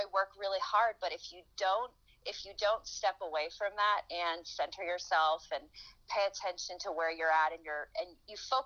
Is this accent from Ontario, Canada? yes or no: no; Vancouver, British Columbia, Canada; moved away; also born or lived in Halifax; I'm from Vancouver.